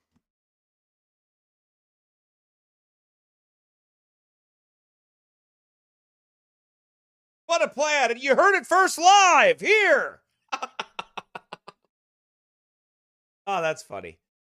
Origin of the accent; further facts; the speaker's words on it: United States; I'm from America